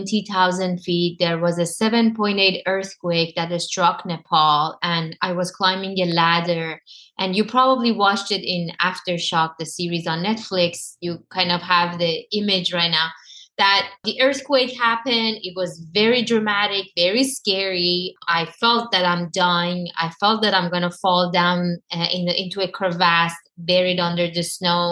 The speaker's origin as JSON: {"language": "English", "country": "Iran", "tie": "born or raised there", "moved": "yes", "said": "It was all the trauma that happened to me all my life, growing up in Iran, dealing with everything that I had to dealt with in Iran"}